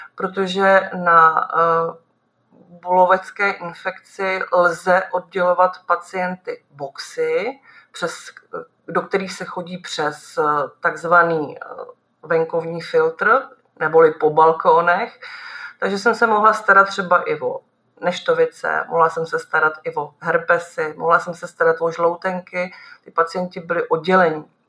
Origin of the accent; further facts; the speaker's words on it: Nymburk, Central Bohemian Region, Czechia; jsem z Nymburka